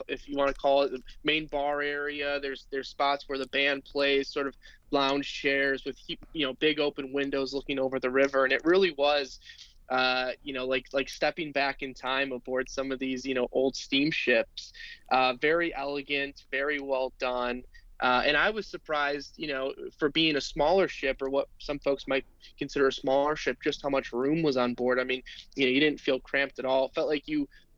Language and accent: English; Midwest, United States; also born or lived in Cape Girardeau, Missouri / New Orleans, Louisiana / St. Louis, Missouri; growing up in the Midwest